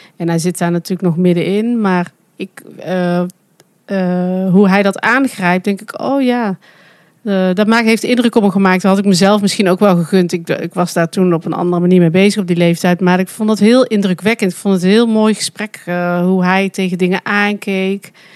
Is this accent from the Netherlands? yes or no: yes; Netherlands; accent: zachte G; mijn zachte G